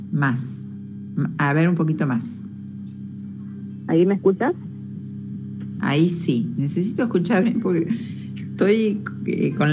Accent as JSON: {"language": "Spanish", "region": "San Juan", "country": "Argentina", "said": "Soy de San Juan."}